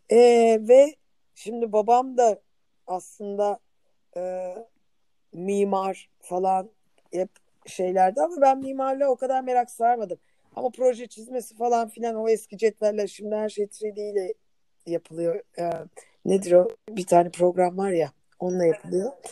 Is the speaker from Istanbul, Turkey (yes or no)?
yes; Istanbul, Turkey; born there; Ben Nerede İstanbul'da doğdum.